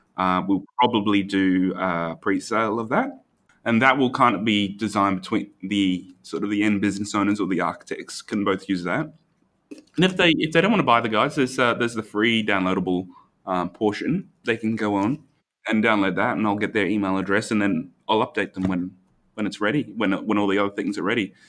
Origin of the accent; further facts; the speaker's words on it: Brisbane, Queensland, Australia; I'm not local anywhere in the world. Um, I'm from Brisbane